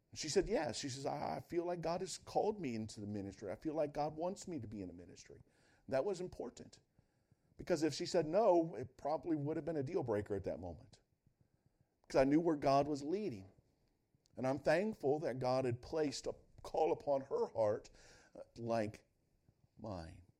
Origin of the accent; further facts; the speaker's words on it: Northwest Ohio, United States; I grew up in Northwest Ohio